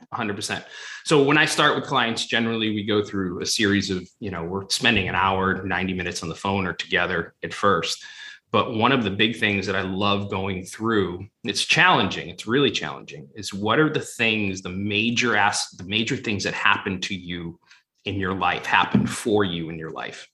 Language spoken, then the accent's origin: English; Boston, Massachusetts, United States; now in Los Angeles, United States; growing up in Fenway and the Garden and, you know, Foxborough, but coming out